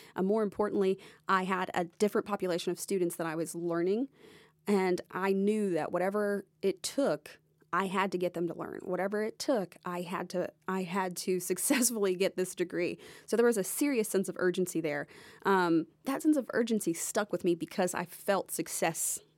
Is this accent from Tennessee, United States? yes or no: yes; Nashville, Tennessee, United States; also born or lived in Jacksonville, Florida; originally, I grew up here in the Nashville area, so my parents still lived here